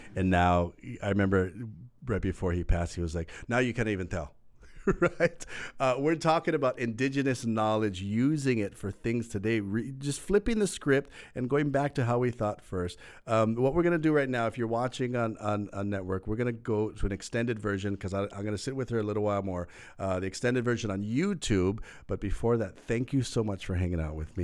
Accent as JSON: {"language": "English", "area": "Maui", "region": "Hawaii", "country": "United States", "tie": "born or raised there", "moved": "as an adult", "lives_now": "Oahu, United States", "said": "we grew up on Maui"}